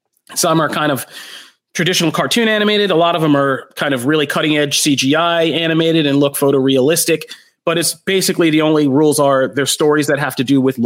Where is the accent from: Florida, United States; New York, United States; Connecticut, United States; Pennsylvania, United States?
Pennsylvania, United States; I'm from Pennsylvania